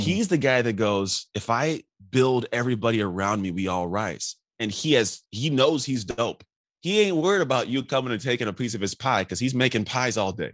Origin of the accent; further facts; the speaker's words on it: Antioch, California, United States; also born or lived in Martinez, California; I grew up in Antioch. Born in Martinez from six years old up, I grew up in Antioch